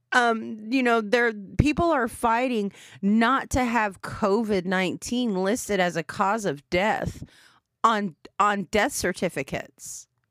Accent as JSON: {"language": "English", "town": "Anadarko", "region": "Oklahoma", "country": "United States", "tie": "born or raised there", "said": "growing up in Fair Anadarko, Oklahoma, seven three oh oh five."}